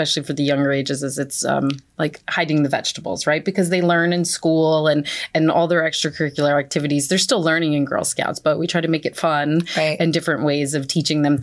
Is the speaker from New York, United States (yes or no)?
no; Freehold, New Jersey, United States; also born or lived in Long Branch, New Jersey / Brick, New Jersey; I am from Freehold. Actually, I was born in North Jersey. When my parents got divorced, we moved down to the Freehold area. I lived in Freehold for most of my life